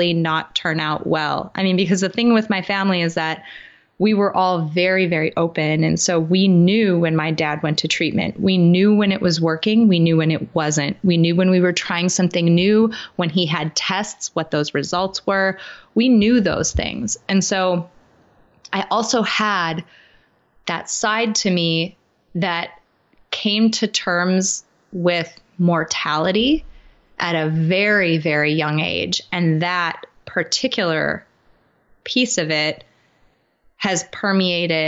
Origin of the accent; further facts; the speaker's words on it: Midwest, United States; I grew up in the Midwest in the United States